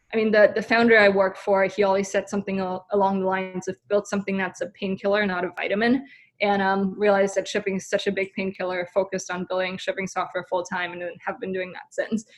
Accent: Germany; moved away as an adult; now in San Francisco, United States; So I'm originally from Germany, came over to San Francisco roughly six, seven years ago.

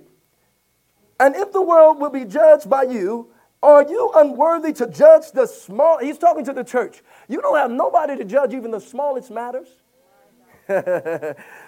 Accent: Louisiana, United States; I'm from Louisiana

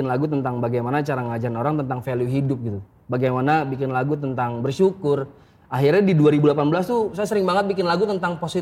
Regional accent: Sumatra, Indonesia; Gue harus, apalagi gue juga orang Sumatera.

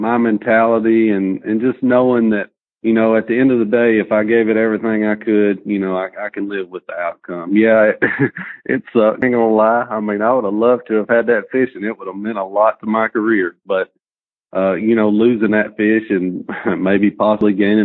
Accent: Lincoln County, Tennessee, United States; I'm from Lincoln County, Tennessee.

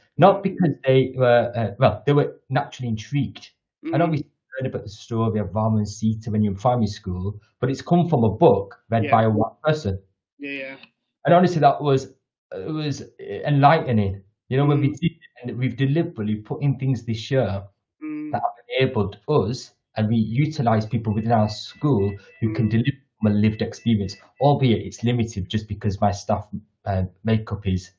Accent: India; I'm an Indian man and I drink chai tea.

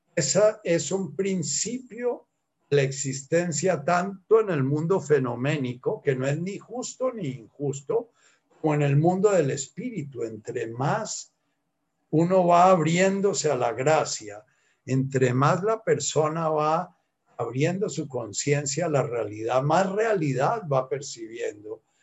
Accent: Colombia; soy colombiano, nací en una época en que, eh, en que no se estudiaba inglés

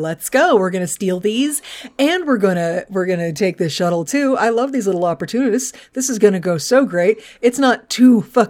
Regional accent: Texas, United States; I'm just from Texas, so it seems really weird.

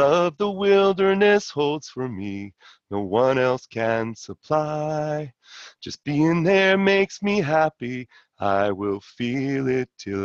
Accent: Los Angeles, California, United States; I grew up in LA in Brentwood, went to Palisades High

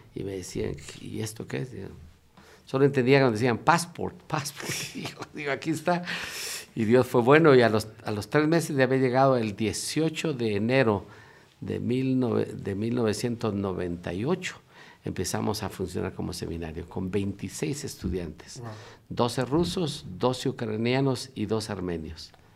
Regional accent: Guatemala; moved away as an adult; also born or lived in Russia / United States; soy originario de Guatemala

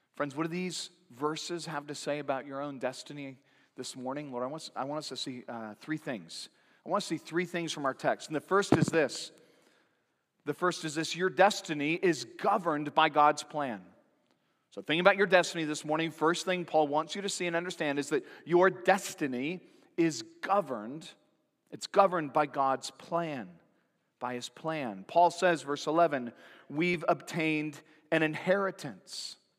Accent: Santa Cruz, California, United States; growing up in Santa Cruz, California.

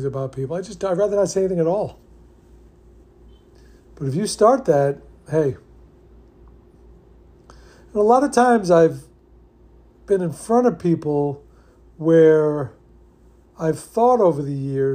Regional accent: New York, United States; I grew up in New York

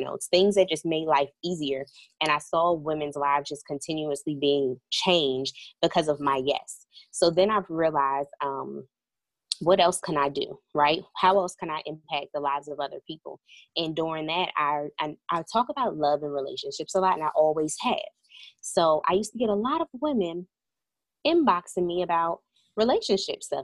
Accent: Hillside, New Jersey, United States; moved away as an adult; also born or lived in North Carolina; I'm originally from New Jersey.

